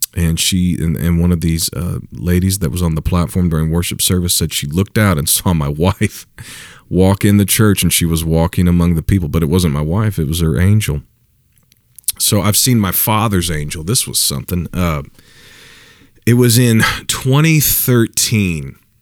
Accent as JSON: {"language": "English", "region": "Missouri", "country": "United States", "tie": "born or raised there", "said": "my home state, Missouri"}